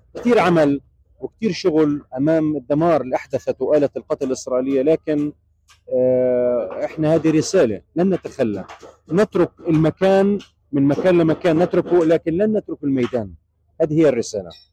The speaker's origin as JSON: {"language": "Arabic", "town": "Gaza", "region": "Gaza Strip", "country": "Palestine", "moved": "as an adult", "lives_now": "Rafah, Palestine", "said": "نعود الى ديارنا الى ديارنا الى مدينه غزه"}